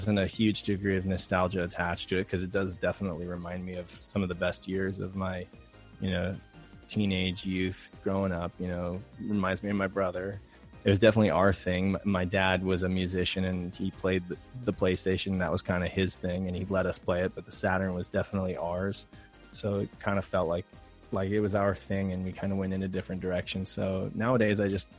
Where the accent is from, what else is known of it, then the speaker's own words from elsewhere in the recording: Reno, Nevada, United States; now in San Diego, United States; I'm from San Diego, California. I grew up in Reno, Nevada.